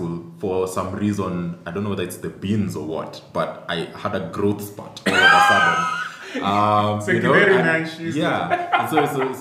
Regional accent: Eldoret, Uasin Gishu County, Kenya; I grew up in Eldoret

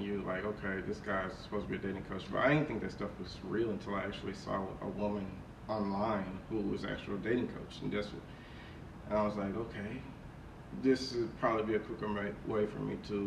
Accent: Fort Worth, Texas, United States; I grew up in Fort Worth, Texas.

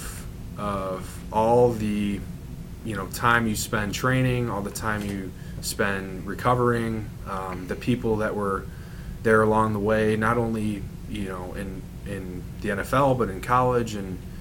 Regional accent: Downers Grove, Illinois, United States; moved away as an adult; also born or lived in Wisconsin / Los Angeles; I'm from Downers Grove. I grew up here my entire life

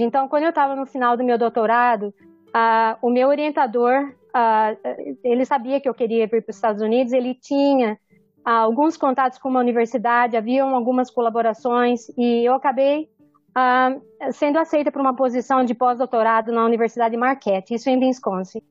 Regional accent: Araraquara, São Paulo, Brazil; moved away as an adult; also born or lived in Ribeirão Preto / Washington; now in New Orleans, United States; eu nasci em Araraquara, estudei em Ribeirão Preto, fiz química na USP de Ribeirão Preto

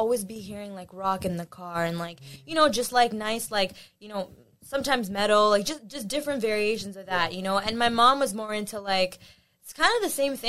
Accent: Pakistan; So I'm Pakistani.

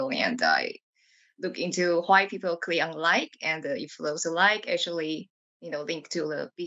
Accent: Taiwan; moved away as an adult; now in Tokyo, Japan; I'm from Taiwan as well. And I live, I currently live in Tokyo. And I moved to Tokyo like 12 years ago for my graduate school.

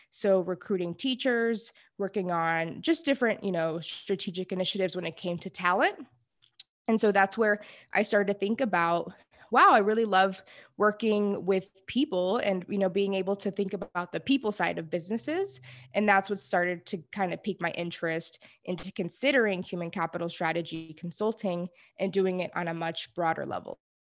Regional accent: Houston, Texas, United States; I am from Houston, Texas, born and raised

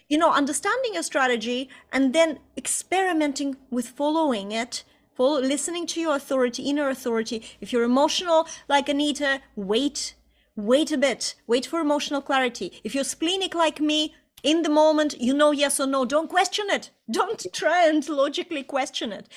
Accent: Estonia; moved away; also born or lived in Ireland; just before we immigrated from Ireland back into Estonia, where I'm from originally

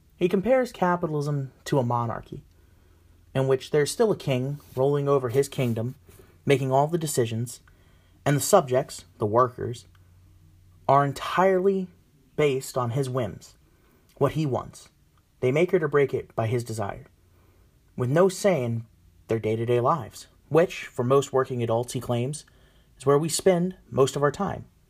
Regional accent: United States; I'm a nationalist. I believe in the collective of America

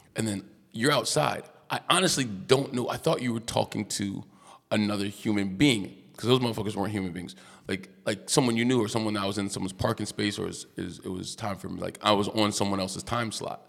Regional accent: United States; accent: American; I'm American

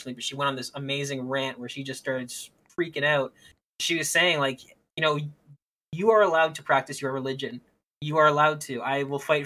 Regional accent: Canada; I'm speaking as a Canadian

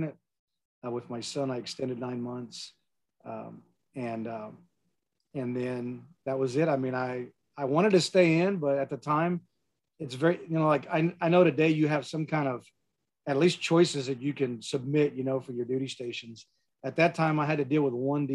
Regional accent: San Antonio, Texas, United States; I grew up in San Antonio

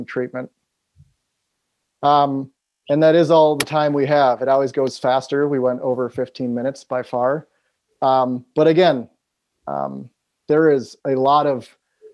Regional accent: Appleton, Wisconsin, United States; now in Seattle, United States; I'm from Appleton. I'm right here, 5 minutes from where I went to high school

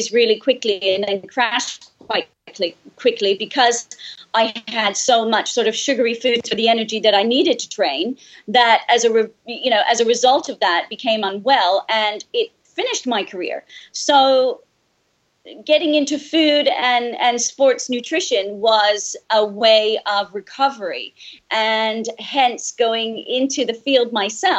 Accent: Canada; moved away; growing up in Canada, we have such very strong seasons

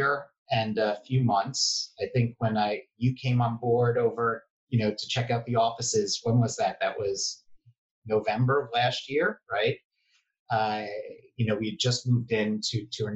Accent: New York City, New York, United States; I grew up Upper East Side and now live on the Upper West Side

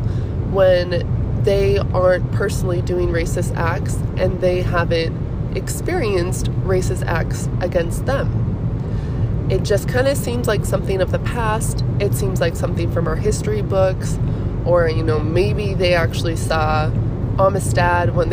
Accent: Minnesota, United States; moved away; I'm from Minnesota

